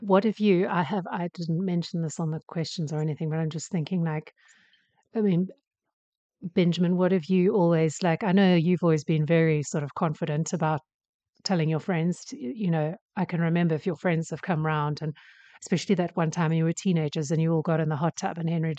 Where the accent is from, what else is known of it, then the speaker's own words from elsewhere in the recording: South Africa; moved away; I grew up in South Africa